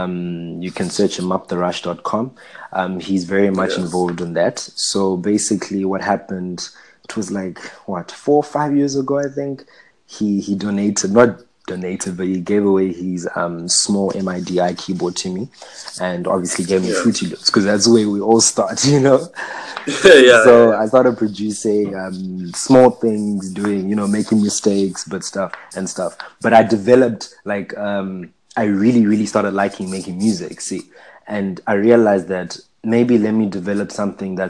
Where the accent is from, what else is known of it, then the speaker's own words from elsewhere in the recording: Zimbabwe; now in Durban, South Africa; I'm from Zimbabwe.